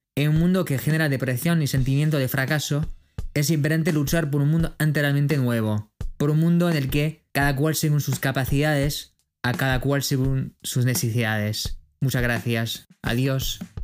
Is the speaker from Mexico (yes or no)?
no; France; de Francia